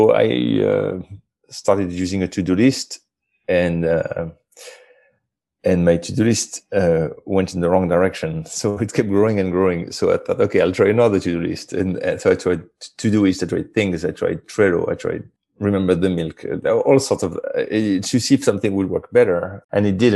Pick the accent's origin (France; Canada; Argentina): France; moved away as an adult; I grew up in France